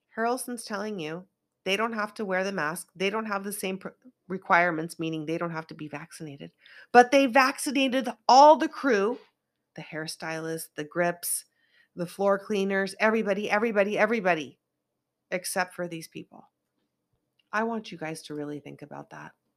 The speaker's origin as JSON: {"language": "English", "region": "Northern California", "country": "United States", "moved": "yes", "lives_now": "Los Angeles, United States", "said": "I don't come from L A, I come from NorCal, where it rains a lot and snows a lot"}